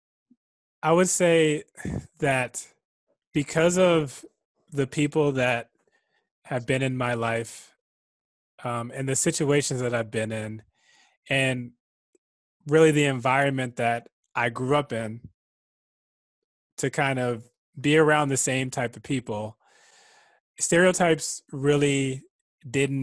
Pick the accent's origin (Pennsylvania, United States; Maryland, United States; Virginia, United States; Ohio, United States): Maryland, United States; Prince George's County; growing up in Prince George's County, which is a very diverse county